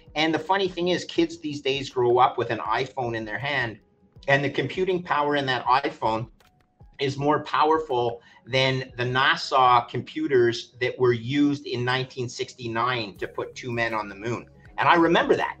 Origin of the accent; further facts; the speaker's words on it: Montreal, Quebec, Canada; now in Toronto, Canada; I grew up in Montreal.